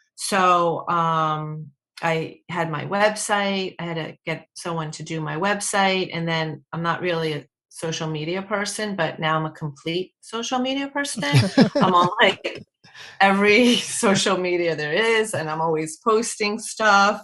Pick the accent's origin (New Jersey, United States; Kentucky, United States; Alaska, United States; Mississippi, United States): New Jersey, United States; Short Hills; I'm from Short Hills, New Jersey